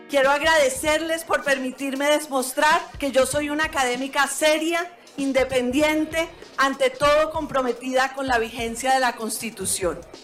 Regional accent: Bogotá, Colombia; Yo soy una abogada, eh, nacida en Bogotá, pero de familia caldense y tolimense

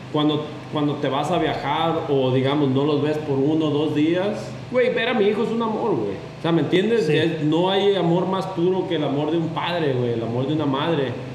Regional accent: Mexico; en donde yo crecí, en Barra

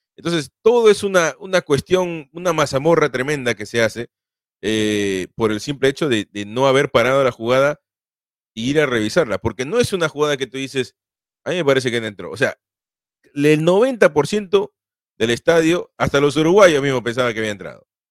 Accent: Peru; yo soy sudamericano, soy peruano

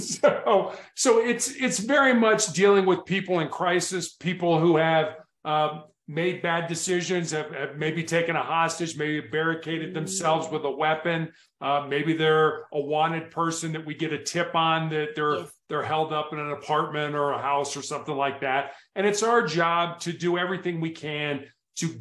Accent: Chicago, Illinois, United States; now in Colorado, United States; I was born and raised in Chicago, the third largest city here in the United States.

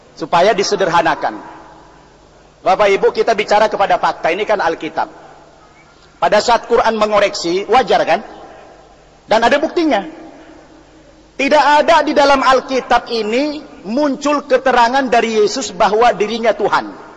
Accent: North Tapanuli, North Sumatra, Indonesia; Saya dilahirkan di daerah Tapanduli Utara, Sumatera Utara

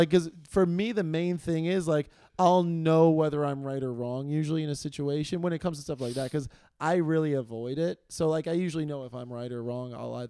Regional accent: New York City, New York, United States; we grew up in Queens together.

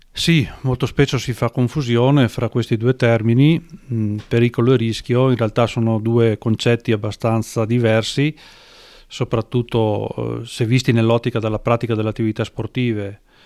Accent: Falcade, Veneto, Italy; sono nato a Falcade in provincia di Belluno

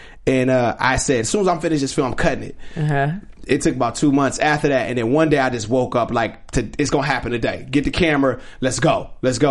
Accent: Rialto, California, United States; also born or lived in Compton, California; I grew up in a neighborhood called the Vineyards

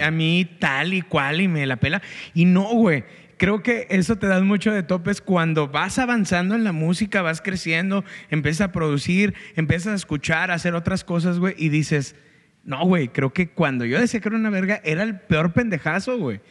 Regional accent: Guanajuato, Mexico; now in Monterrey, Mexico; soy un engrido de Guanajuato. Creo que soy un vato que está súper orgulloso de ser de Guanajuato

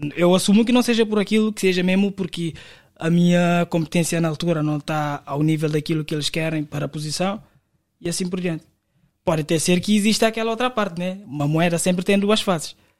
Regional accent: Cape Verde; moved away as an adult; now in Portugal; vim de Cabo Verde em 2019 para trabalhar na Vodafone

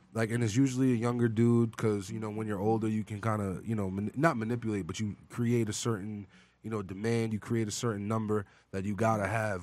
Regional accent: Long Island, New York, United States; I'm from Long Island

